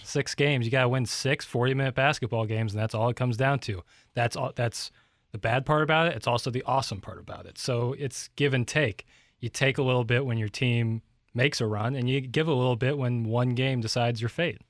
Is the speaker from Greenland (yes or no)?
no; Ladue, Missouri, United States; I grew up in Ladue